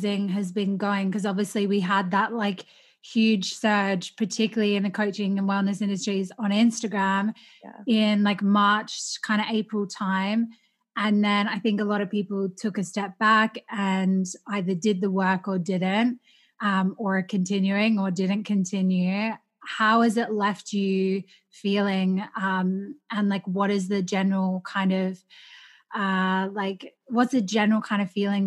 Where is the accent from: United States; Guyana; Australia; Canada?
Australia; growing up in Australia in a very racist culture